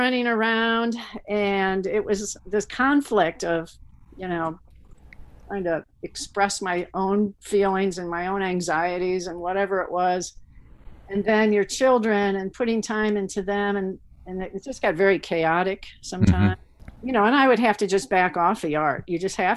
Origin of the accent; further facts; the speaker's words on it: St. Louis, Missouri, United States; moved away as an adult; now in Fulton, United States; I'm from St. Louis and grew up in West County, a little, you know, middle class parochial